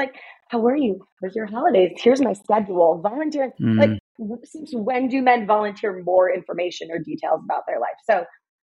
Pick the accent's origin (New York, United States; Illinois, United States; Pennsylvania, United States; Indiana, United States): New York, United States; I'm from New York